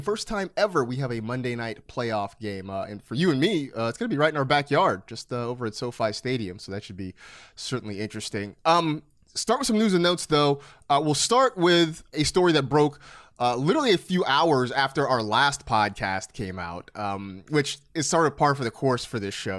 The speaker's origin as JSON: {"language": "English", "area": "Bay Area", "region": "California", "country": "United States", "tie": "born or raised there", "lives_now": "Los Angeles, United States", "said": "I grew up in the Bay Area where it gets, it gets cold"}